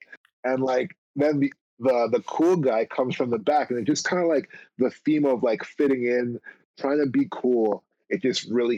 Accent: Toronto, Ontario, Canada; That's right, my hometown.

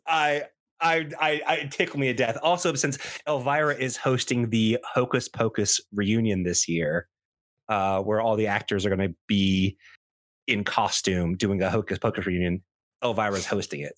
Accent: the South, United States; millennial growing up in the South

